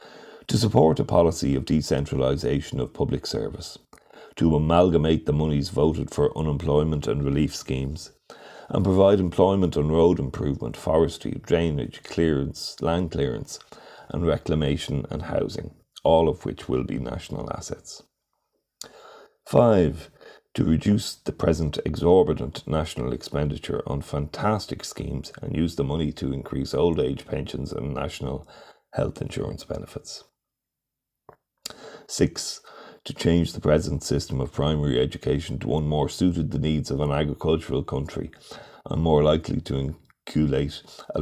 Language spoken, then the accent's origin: English; County Monaghan, Ireland; born there; also born or lived in Dublin; I was born in County Monaghan, and except for my time at school and college in Dublin and during my active service in the 1914 to 18 war, I have lived my life in the county.